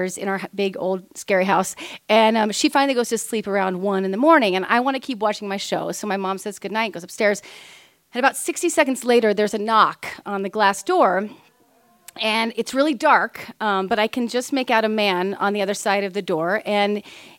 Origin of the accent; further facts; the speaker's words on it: Kansas, United States; We're from Kansas.